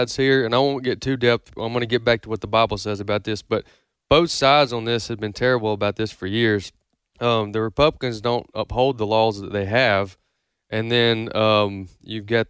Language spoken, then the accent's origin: English; United States; I'm an American me because I was born in America